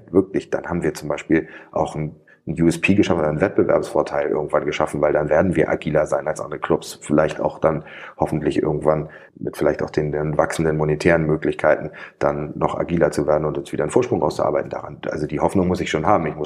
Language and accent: German; Hamburg, Germany; das sage ich als Hamburger Atheist.